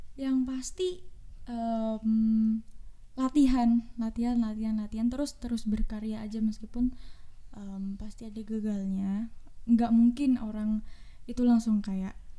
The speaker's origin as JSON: {"language": "Indonesian", "town": "Malang", "region": "East Java", "country": "Indonesia", "said": "aku berasal dari Kota Malang"}